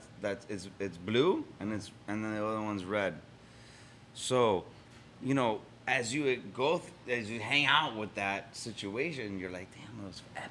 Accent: Miami, Florida, United States; I grew up in Miami, and I went to school. I went to a Nicaraguan school

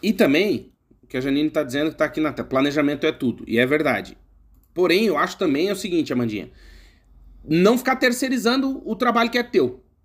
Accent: Brazil; moved away as an adult; Porque nós somos brasileiros, eu morei 31 anos no Brasil, continuo sendo brasileiro

